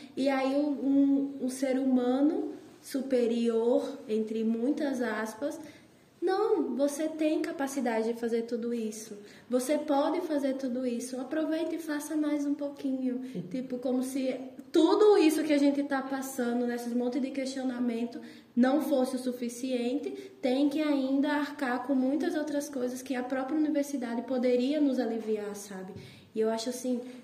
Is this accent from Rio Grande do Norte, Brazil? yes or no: yes; Natal, Rio Grande do Norte, Brazil; moved away as an adult; minha cidade, Natal, de onde eu sou